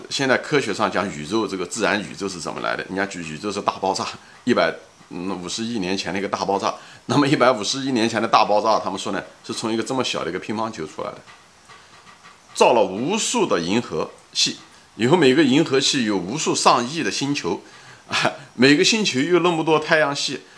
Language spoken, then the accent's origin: Chinese; China; 我们中国人是大多数人都是唯物主义者